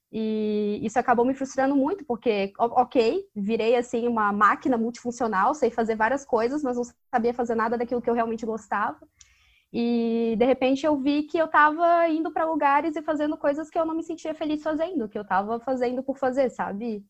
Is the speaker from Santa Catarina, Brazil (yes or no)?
yes; Florianópolis, Santa Catarina, Brazil; eu sou de Foripa